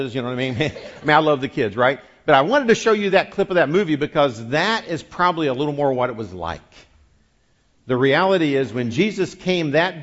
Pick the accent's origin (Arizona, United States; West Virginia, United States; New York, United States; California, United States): West Virginia, United States; moved away; I grew up in West Virginia